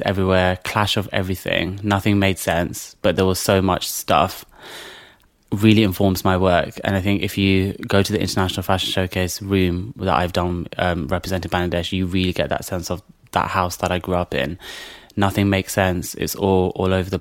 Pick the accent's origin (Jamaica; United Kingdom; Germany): United Kingdom; London; I grew up in the Isle of Dogs. I've always kind of lived there